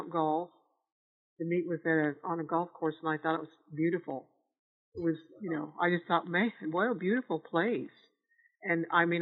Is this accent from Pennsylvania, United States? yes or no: no; Donnellson, Iowa, United States; I was always from Donelson. We lived in the same place